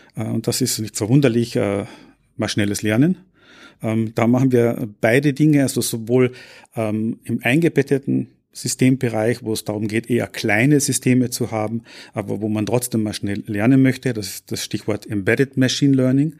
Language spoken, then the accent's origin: German; Austria; moved away as an adult; also born or lived in Graz, Austria / North America; now in Paderborn, Germany; ich bin gebürtiger Österreicher